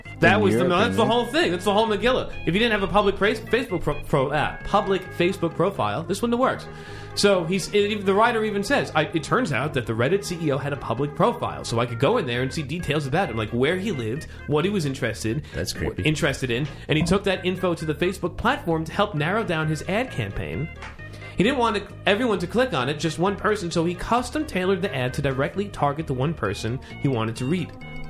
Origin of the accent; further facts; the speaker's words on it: New York, United States; also born or lived in Florida; No, because we're from New York and South Florida.